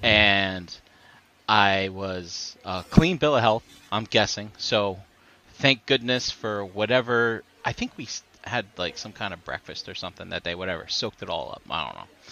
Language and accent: English; New Jersey, United States; I'm from Jersey